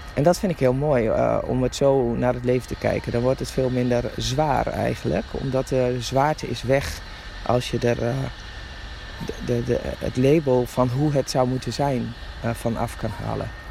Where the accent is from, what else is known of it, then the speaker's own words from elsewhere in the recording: Drenthe, Netherlands; Ik ben een Drentse van oorsprong